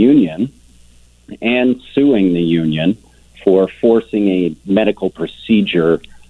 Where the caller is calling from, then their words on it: Alberta, Canada; because I'm calling from Alberta.